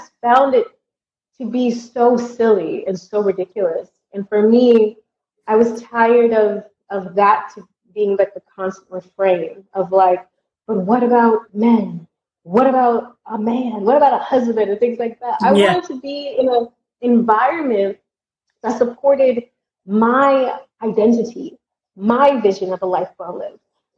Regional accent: Southern United States, United States; moved away as an adult; also born or lived in Germany; now in Valencia, Spain; I'm from the Southern United States

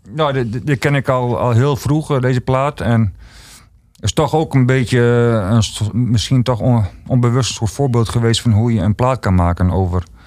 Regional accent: Ruisterveen, Friesland, Netherlands; ik kom zelf uit Ruisterveen en dat was vroeger een hele arme streek

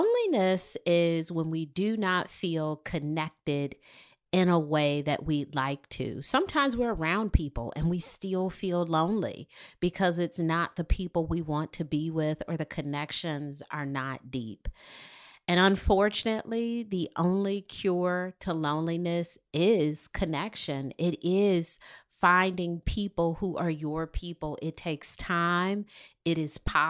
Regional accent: Detroit, Michigan, United States; moved away as an adult; now in Charlotte, United States; More than 10 years ago, I moved to Charlotte from Detroit, Michigan

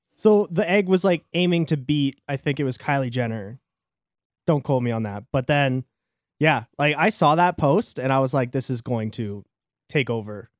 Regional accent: Canada; as a Canadian

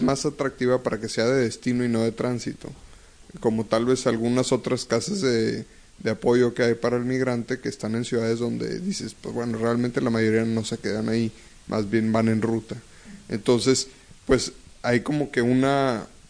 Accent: Monterrey, Nuevo León, Mexico; yo nací aquí y me he criado aquí y pues soy regio

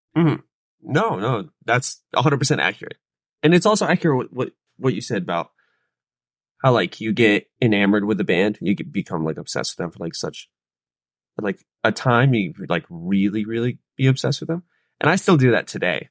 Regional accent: Charlotte, North Carolina, United States; I was born and raised in Charlotte

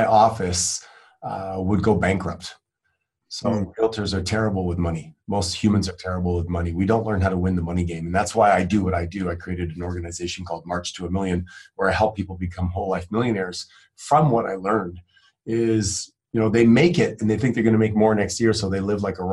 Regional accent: Quebec, Canada; now in Phoenix, United States; growing up in Canada

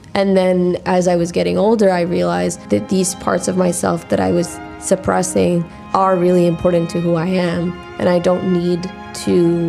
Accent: United States; accent: American; people know that I'm American because of the inflection

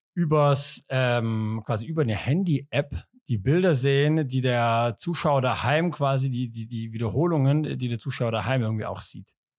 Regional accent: Ulm, Baden-Württemberg, Germany; moved away; Ich komme ja aus Ulm

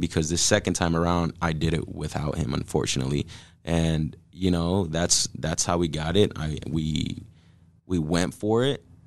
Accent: Omaha, Nebraska, United States; we're from South Omaha, born and raised.

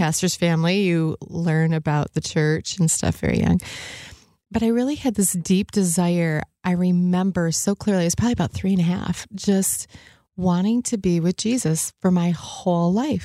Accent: the other side of Michigan, United States; now in Grand Rapids, United States; I was born on the other side of the state.

